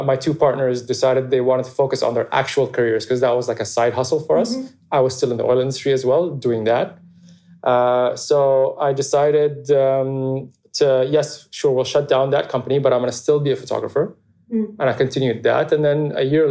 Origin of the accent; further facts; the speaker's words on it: Abu Dhabi, United Arab Emirates; I grew up in Abu Dhabi, just like a normal, happy childhood